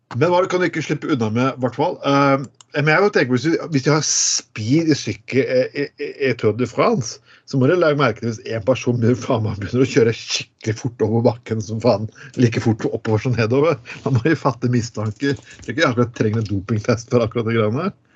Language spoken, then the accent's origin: Norwegian; Eastern Norway, Norway; moved away; som østlending. Så vokser du nesten opp som en eh, litt sånn danskofil